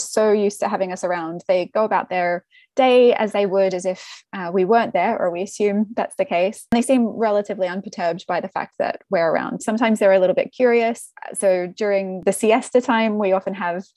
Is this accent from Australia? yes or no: yes; Australia; moved away; I'm Australian